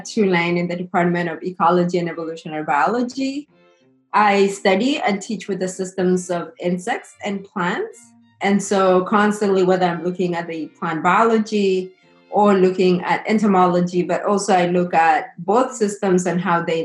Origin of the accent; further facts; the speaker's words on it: Kenya; moved away as an adult; also born or lived in Alabama, United States; now in New Orleans, United States; grew up in Kenya and went to high school and came to the U.S. post-secondary to study in college.